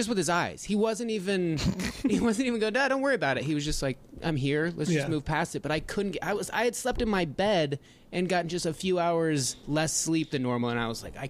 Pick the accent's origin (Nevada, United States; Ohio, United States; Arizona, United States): Nevada, United States; Reno; Just outside of Reno, Nevada.